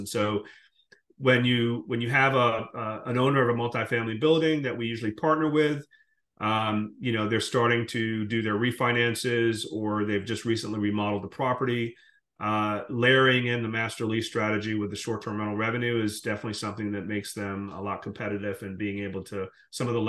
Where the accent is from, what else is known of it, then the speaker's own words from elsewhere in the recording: Jamaica; moved away; also born or lived in Guyana; I'm originally from the Caribbean. I was born in Guyana, grew up in Jamaica